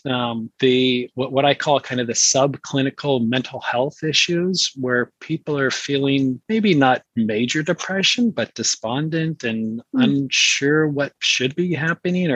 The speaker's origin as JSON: {"language": "English", "town": "San Francisco", "region": "California", "country": "United States", "tie": "born or raised there", "said": "I grew up in San Francisco. So I was kind of born and raised in the culture of the Bay Area."}